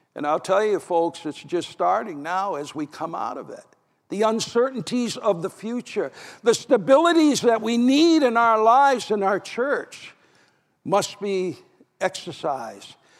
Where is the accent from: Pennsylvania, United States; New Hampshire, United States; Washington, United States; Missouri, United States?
New Hampshire, United States; my home state